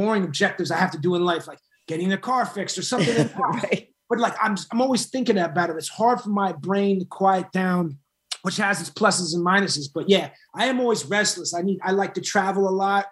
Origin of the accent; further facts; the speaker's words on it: Boston, Massachusetts, United States; I grew up in Boston and Massachusetts in general